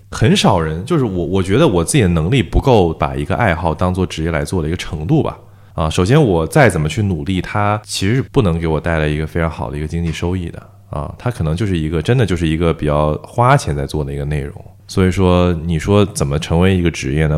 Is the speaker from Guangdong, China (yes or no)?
yes; Shenzhen, Guangdong, China; also born or lived in Beijing; 我是北京人，在深圳长大的